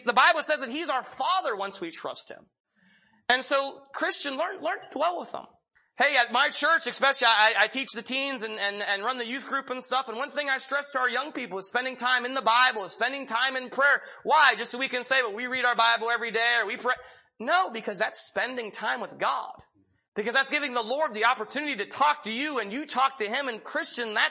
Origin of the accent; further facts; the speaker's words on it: Pennsylvania, United States; When I was young, I'm from Pennsylvania, and my best friend lived about a mile down the road